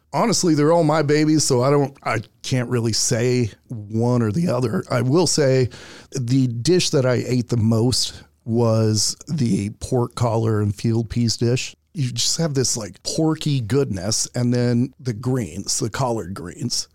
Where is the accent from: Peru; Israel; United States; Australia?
United States; Houston, Texas; I'm from Houston